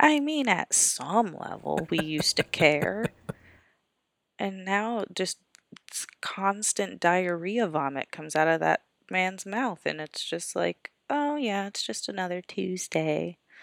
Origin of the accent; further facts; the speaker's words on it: Florida, United States; moved away; also born or lived in Tallahassee, Florida; I grew up in Florida